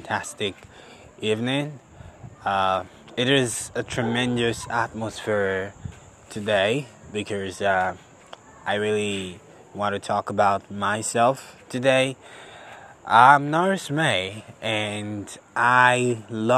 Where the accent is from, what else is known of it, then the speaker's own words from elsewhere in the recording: Benin City, Edo, Nigeria; I'm from Nigeria. I'm a Benin boy